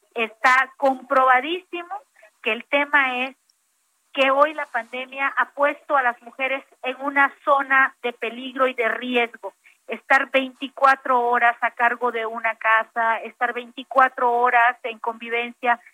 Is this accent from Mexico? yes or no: yes; Mexico; como mexicanas